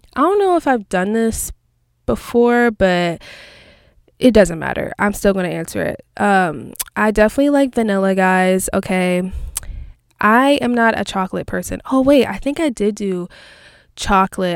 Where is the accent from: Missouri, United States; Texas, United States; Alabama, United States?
Texas, United States; I'm from Texas